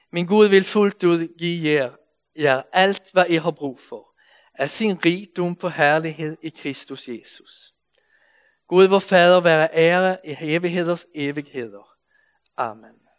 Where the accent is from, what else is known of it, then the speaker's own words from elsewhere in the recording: Sweden; accent: Swedish; Danish is a second language; now in Denmark; jeg kommer fra Sverige, så I må anstrenge jer lidt for at følge med i min svenske accent